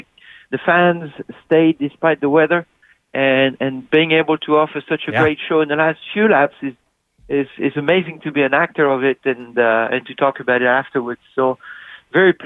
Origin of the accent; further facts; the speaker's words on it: Midwest of France, France; moved away; it's where I'm from in France, Midwest of France.